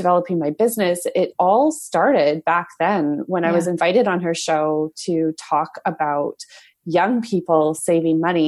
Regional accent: Alberta, Canada; when I was growing up in Alberta

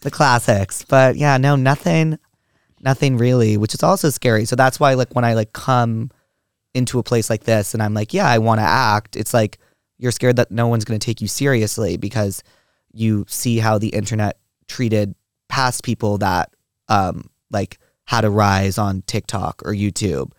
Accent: New York, United States; I grew up in New York

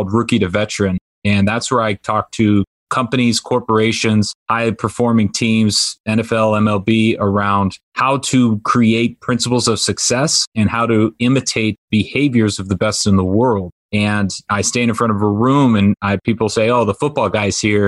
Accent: Orange County, California, United States; also born or lived in Washington State; I grew up in Orange County, California

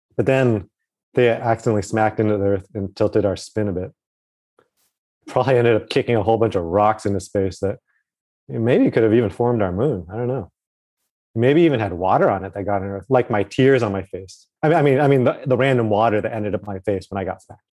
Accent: Alaska, United States; moved away; I grew up a bit in Alaska near the top there.

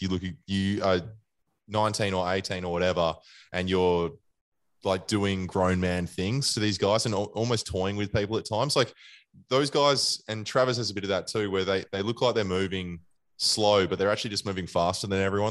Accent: Australia; also born or lived in Western Australia; I'm an Australian first and foremost

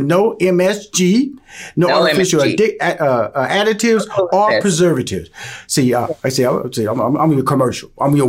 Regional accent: Houston, Texas, United States; I'm from Houston, Texas. You know, I love Cajun food.

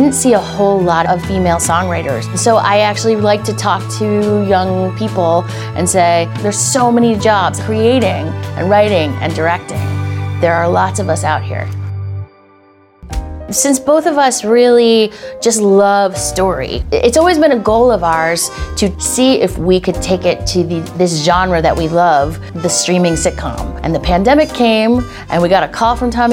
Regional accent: Westchester, New York, United States; I grew up in Westchester

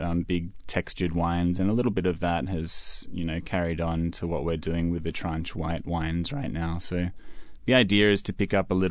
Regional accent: Perth, Western Australia, Australia; moved away as an adult; also born or lived in Adelaide, South Australia; now in Walla Walla, United States; I'm from Perth in West Australia, which is in the southwest corner of the country

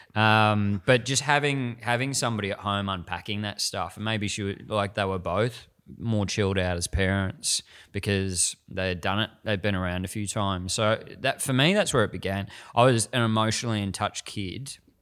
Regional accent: Frankston, Victoria, Australia; I grew up in Frankston and that was the mold of a man

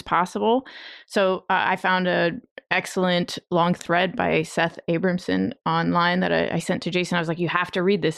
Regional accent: Ukraine; moved away; I was born in the Soviet Union and not Russia, but the the Soviet Union. I was born in the Ukraine, but it was all part of one place

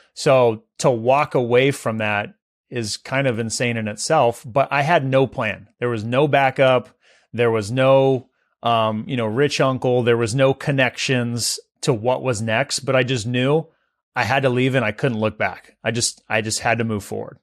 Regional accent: Visalia, California, United States; Visalia, my hometown where I grew up

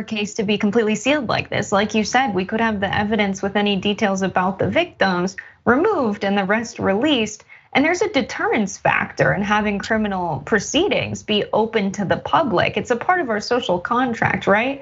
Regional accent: Stamford, Connecticut, United States; I grew up in Stamford in a neighborhood of people who were electricians

